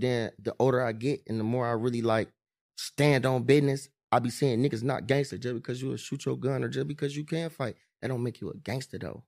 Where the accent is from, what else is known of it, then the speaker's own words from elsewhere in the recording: East Cleveland, Ohio, United States; I'm from E C, I'm from Nose Ave.